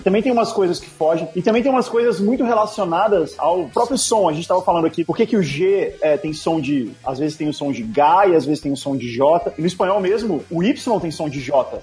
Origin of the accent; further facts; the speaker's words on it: Brasília, Federal District, Brazil; now in São Paulo, Brazil; eu não sou de São Paulo, né? Eu, eu nasci em Brasília. E quando eu me mudei para uhum. São Paulo